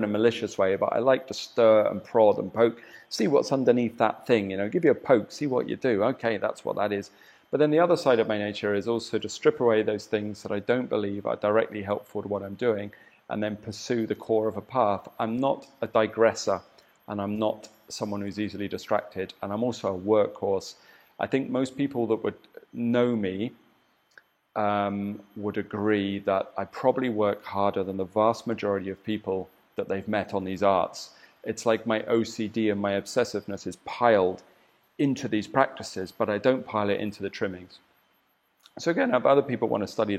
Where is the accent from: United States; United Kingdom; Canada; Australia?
United Kingdom; southern England; moved away as an adult; now in Bali, Indonesia; I'm English. from the south of England